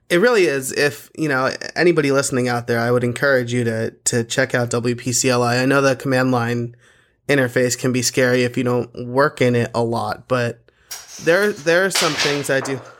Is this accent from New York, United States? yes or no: no; Portland, Oregon, United States; I'm from Portland, Oregon.